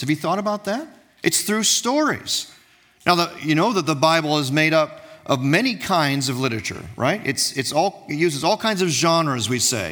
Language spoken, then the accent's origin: English; Dearborn, Michigan, United States; also born or lived in Jordan / East Coast of the United States; we came back to my hometown, which is Dearborn, Michigan. Uh, it's where I currently live